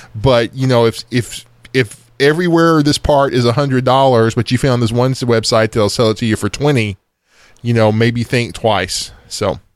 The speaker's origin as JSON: {"language": "English", "country": "United States"}